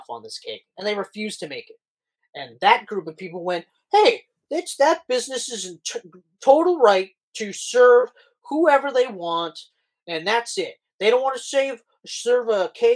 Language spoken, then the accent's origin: English; Canada; we're Canadian